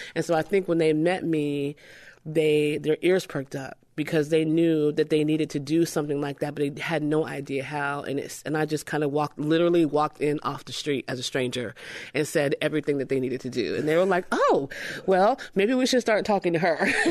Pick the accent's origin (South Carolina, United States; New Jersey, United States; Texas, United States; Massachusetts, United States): New Jersey, United States; moved away as an adult; also born or lived in Atlanta, Georgia; now in Memphis, United States; I was raised in New Jersey